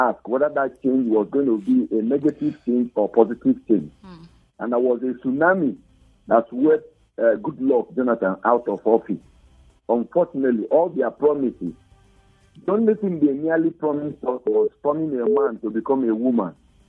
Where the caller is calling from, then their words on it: Jos, Plateau, Nigeria; is calling you from Jos.